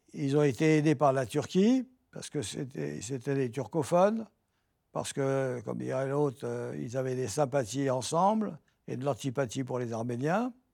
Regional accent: France; en tant que Français

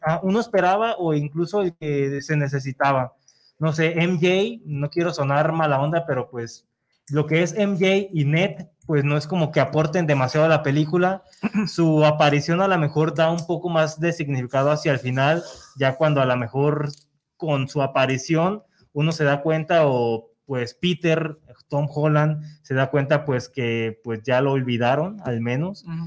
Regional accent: Mexico

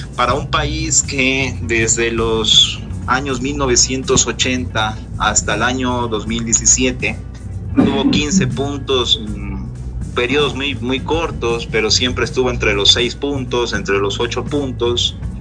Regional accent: Ecuador

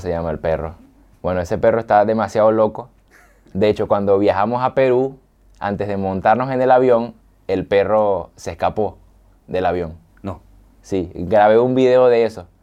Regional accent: San Fernando de Apure, Apure, Venezuela; moved away as an adult; now in Argentina; Yo nací en San Fernando de Apure, que es como el llano de allá de Venezuela. Y ahí, bueno, me crié y toda mi vida estuve ahí.

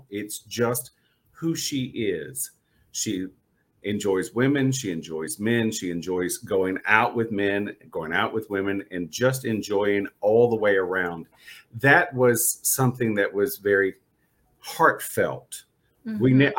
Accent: the South, United States; growing up in the South

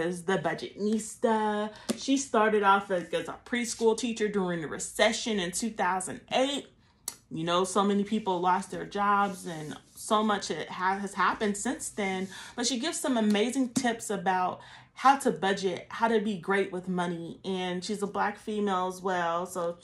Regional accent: Columbus, Georgia, United States; born or raised there

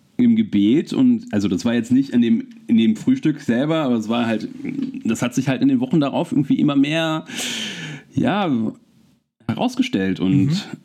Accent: Wermelskirchen, North Rhine-Westphalia, Germany; moved away as an adult; also born or lived in Cologne; now in Nuremberg, Germany; aus meiner Heimatstadt in Wermelskirchen

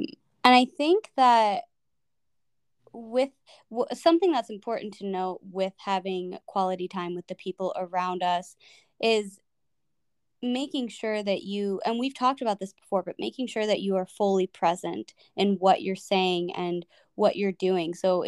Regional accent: Chicago, Illinois, United States; moved away; you are going to be in my hometown, pretty much

